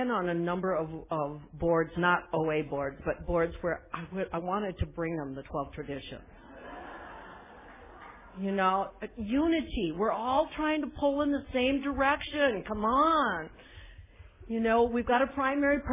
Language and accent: English; South Dakota, United States; also born or lived in Nebraska; now in Aptos, United States; Born and raised in South Dakota on a farm. Now I live a few blocks from the Pacific Ocean in California